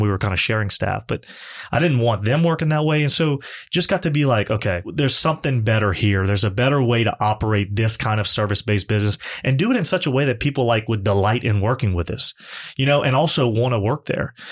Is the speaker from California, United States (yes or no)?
no; Lafayette, Louisiana, United States; born or raised there; also born or lived in Morgan City, Louisiana / Baton Rouge, Louisiana